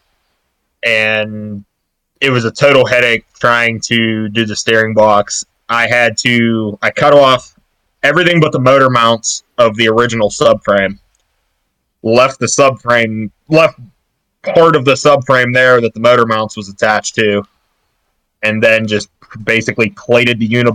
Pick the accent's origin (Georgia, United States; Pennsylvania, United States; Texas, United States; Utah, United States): Pennsylvania, United States; Pittsburgh; I'm from Pittsburgh, PA area, 20 years old.